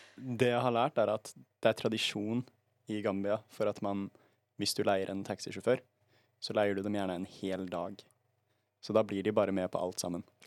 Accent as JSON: {"language": "Norwegian", "town": "Bergen", "region": "Vestland", "country": "Norway", "tie": "born or raised there", "said": "Jeg er også fra Bergen, og jeg har også bare bodd i Bergen"}